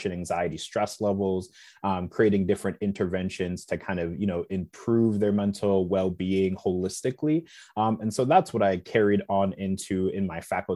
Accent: South Bend, Indiana, United States; I was born and raised in South Bend, Indiana

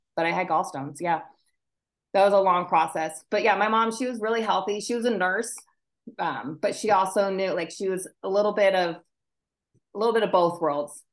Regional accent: Anchorage, Alaska, United States; moved away as an adult; also born or lived in Minnesota; now in Washington State, United States; I spent my okay. school years up in Alaska, and then my summers down here with my dad

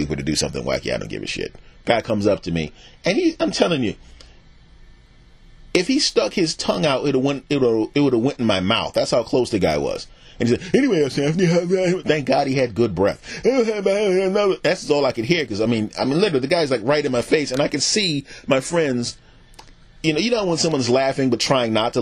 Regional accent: United States; also born or lived in Philadelphia / New York / New Jersey / the South (family origin); I grew up in the Philadelphia and the New York and New Jersey

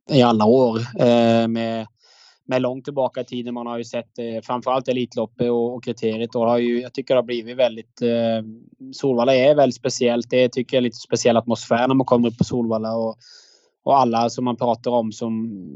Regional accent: Agder, Norway; moved away as an adult; now in Sweden; jag kommer ju från Norge

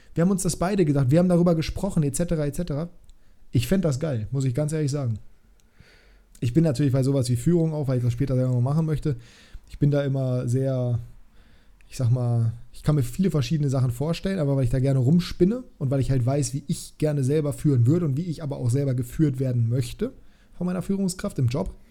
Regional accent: Germany; ich bin ja selber Deutscher

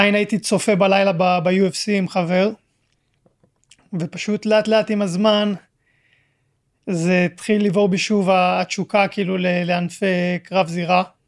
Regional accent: Israel; also born or lived in France; עליתי לארץ בגיל חודשיים, ואז חזרנו לגור בצרפת גיל 4 אה, עד 5, ומאז אה, הייתי בארץ

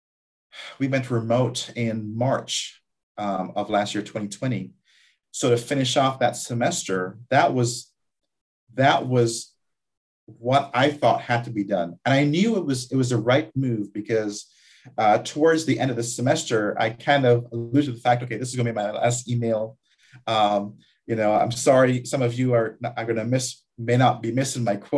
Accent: Guyana; moved away; also born or lived in Barbados; I was born in Guyana, South America.

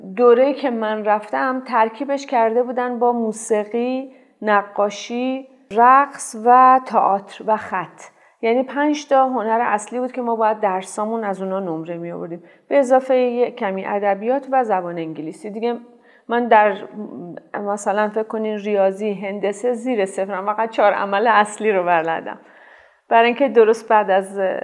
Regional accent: Tehran, Tehran Province, Iran; برادرم دنیا اومده بود و ما تازه مهاجرت کرده بودیم به شمرون من سه سالم هم شاید نشده بود

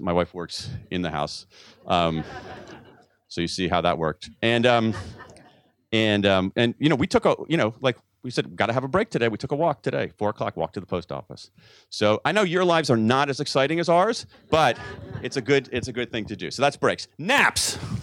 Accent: United States; as an American

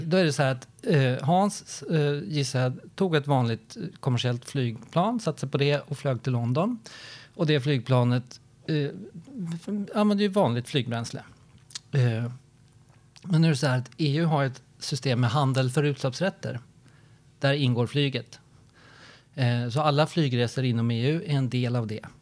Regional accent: Gothenburg, Västra Götaland, Sweden; din och min hemstad Hans, Göteborg

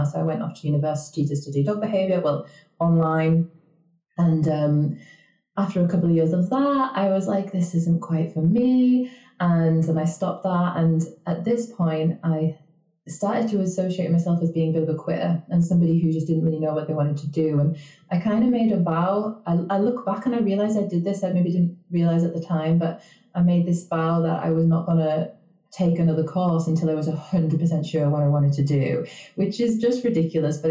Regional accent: the north of England, United Kingdom; I'm not Canadian, and I don't actually live in Canada either. I'm coming from the north of England

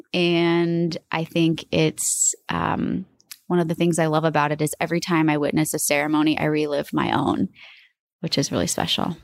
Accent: Omaha, Nebraska, United States; moved away as an adult; also born or lived in Boston / New York City; I moved back home and as I was driving from New York, back to Omaha with all my belongings

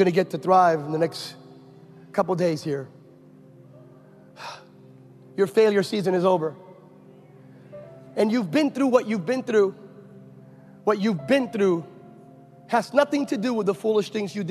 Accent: California, United States; I'm from California

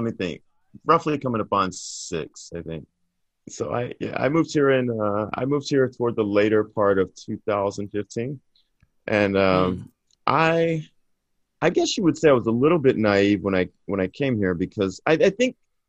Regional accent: Texas, United States; But so I grew up in East Texas, right? And it's very much rural.

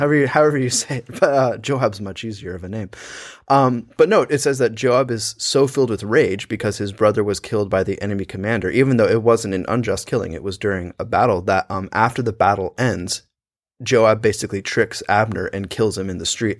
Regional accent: United States; with us being American

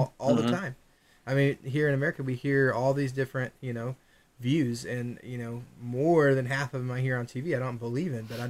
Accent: United States; For me, it's like being an American.

